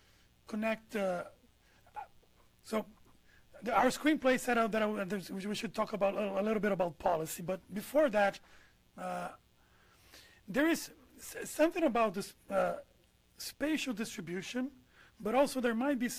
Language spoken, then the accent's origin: English; Brazil; growing up in Brazil, we always have this anecdotal tales that police would protect the rich.